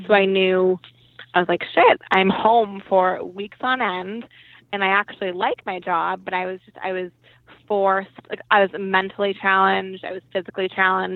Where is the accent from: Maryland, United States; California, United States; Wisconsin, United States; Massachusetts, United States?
Massachusetts, United States; Boston; also born or lived in Las Vegas; I am from Boston. Born and raised here